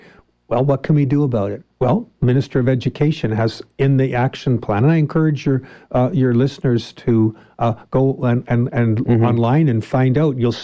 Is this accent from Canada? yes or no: yes; British Columbia, Canada; as Canadians, as British Columbians